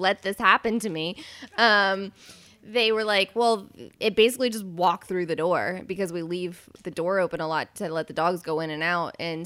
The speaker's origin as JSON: {"language": "English", "town": "Marietta", "region": "Ohio", "country": "United States", "tie": "born or raised there", "said": "I grew up in Marietta, Ohio, which is like not far from Boone County, West Virginia"}